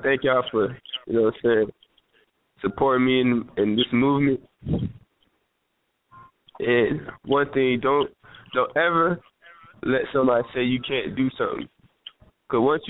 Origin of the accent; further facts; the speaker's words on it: Georgia, United States; also born or lived in Lawrenceville; We've been everywhere, all over Georgia, so really, I was born in Lawrenceville, in Gwinnett. But from there, I was just moving place to place.